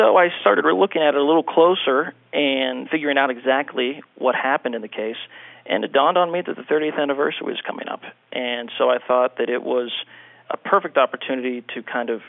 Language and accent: English; Latrobe, Pennsylvania, United States; I grew up in Latrobe myself